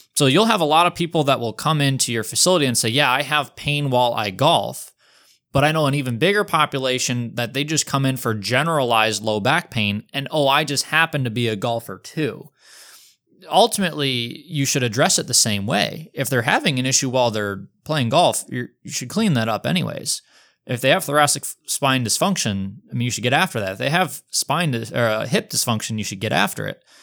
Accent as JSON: {"language": "English", "town": "Detroit", "region": "Michigan", "country": "United States", "tie": "born or raised there", "also_born_or_lived": "Des Moines", "moved": "yes", "said": "competitive high school golfer growing up in the Metro Detroit area"}